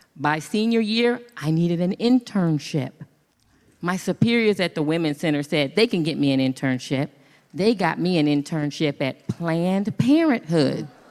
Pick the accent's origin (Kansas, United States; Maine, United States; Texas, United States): Kansas, United States; moved away as an adult; also born or lived in Los Angeles; I'm from Kansas